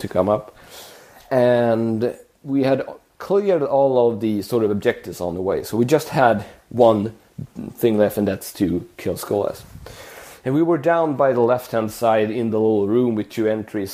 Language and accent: English; Sweden; my hometown in the countryside